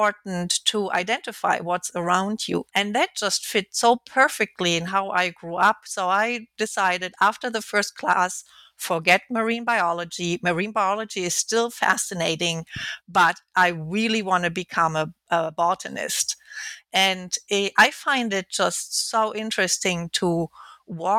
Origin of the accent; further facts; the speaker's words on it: Alfeld, Lower Saxony, Germany; moved away; also born or lived in Kiel, Germany; I was born in Kiel, which is located at the Baltic Sea. And then I grew up in Lower Saxony